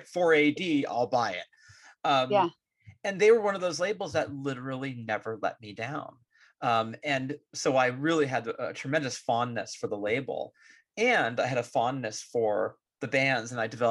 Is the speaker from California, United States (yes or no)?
yes; California, United States; Growing up in the Bay Area, I got into all of these New Zealand bands when I was 15, 16